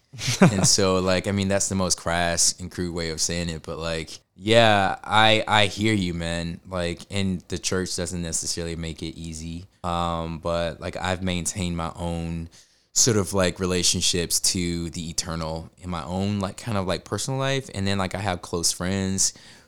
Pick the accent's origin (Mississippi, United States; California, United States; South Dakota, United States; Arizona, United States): Mississippi, United States; I grew up in Mississippi. I was a nerdy, arts-driven kid. I grew up an evangelical.